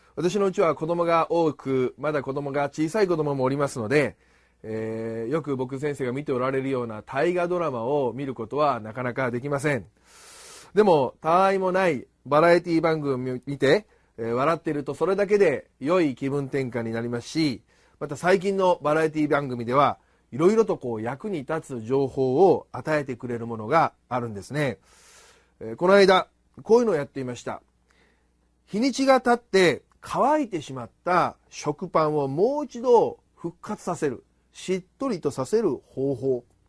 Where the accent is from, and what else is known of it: Kyoto, Japan; born or raised there; moved away as an adult; also born or lived in Hibarigaoka